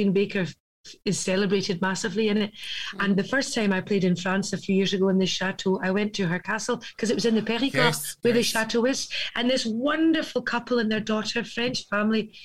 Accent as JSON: {"language": "English", "region": "Scotland", "country": "United Kingdom", "said": "I am a Scottish girl through and through"}